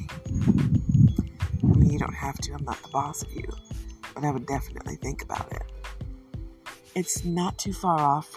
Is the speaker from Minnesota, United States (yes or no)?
no; Detroit, Michigan, United States; I am from Michigan, specifically Detroit, but my family, even though they've lived here for a generation before I was born, are Southern